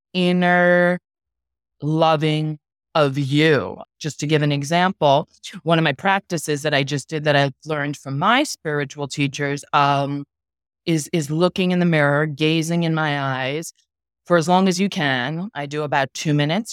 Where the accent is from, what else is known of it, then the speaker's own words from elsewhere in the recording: New York City, New York, United States; now in Miami, United States; I'm from New York City. I live in Miami now